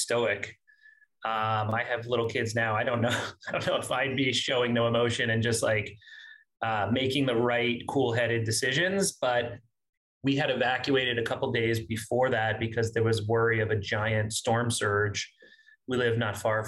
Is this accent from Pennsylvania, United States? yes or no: no; Miami, Florida, United States; moved away as an adult; also born or lived in Boca Raton, Florida; now in New York, United States; I grew up in South Florida. Miami was home. I grew up there as a kid until Hurricane Andrew